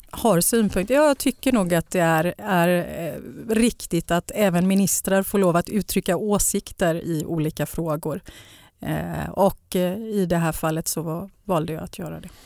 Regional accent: Gothenburg, Västra Götaland, Sweden; jag är ju uppväxt i, i Bergsjön

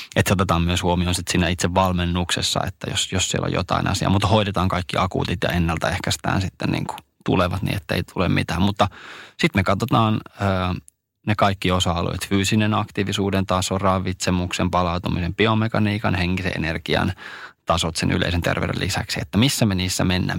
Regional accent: Ostrobothnia, Finland

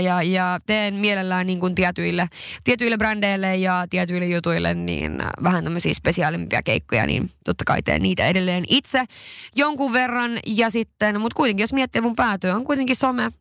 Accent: Sweden; also born or lived in Levi, Finland; now in Helsinki, Finland; mä olin Ruotsista kotoisin

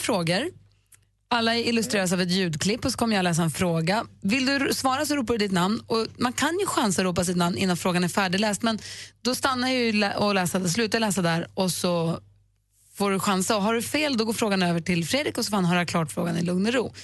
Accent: Luleå, Norrbotten County, Sweden; moved away; min hemstad, nämligen Luleå

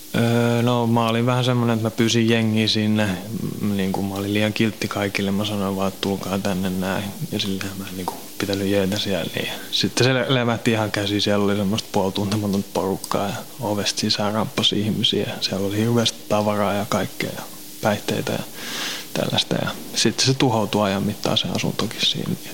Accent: Helsinki, Uusimaa, Finland; also born or lived in Kirkkonummi / Pornainen; mä oon vähän joka puolella Helsinkiin kasvanut

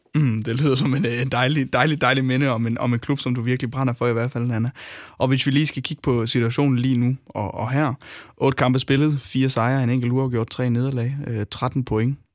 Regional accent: North Jutland, North Denmark Region, Denmark; nu kommer jeg selv fra Nordjylland

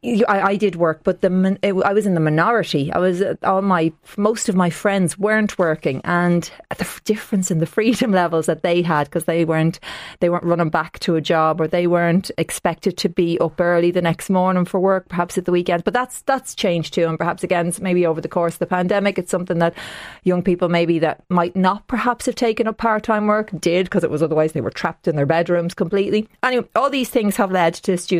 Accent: Tallaght, Leinster, Ireland; I'm from Tallaght originally

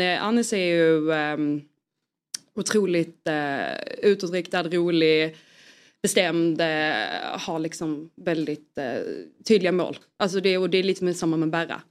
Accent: Skåne, Sweden; jag är ju skåning

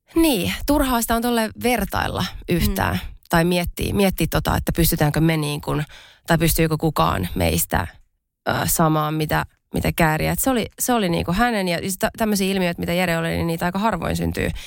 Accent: Pori, Satakunta, Finland; mä oon siis Porista kotoisin.

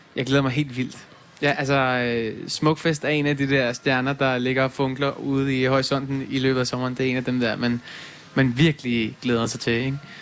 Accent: Denmark; jeg er fra Danmark

